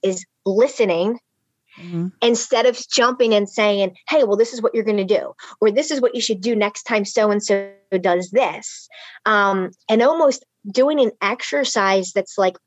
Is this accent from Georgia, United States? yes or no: no; Philadelphia, Pennsylvania, United States; I grew up in Philly, really tough neighborhood.